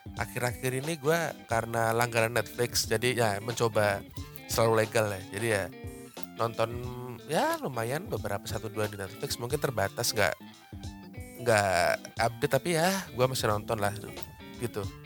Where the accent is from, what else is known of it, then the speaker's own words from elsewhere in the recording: Tulungagung, East Java, Indonesia; moved away; zaman zaman gua masih di Tulungagung ya kota gua masih kecil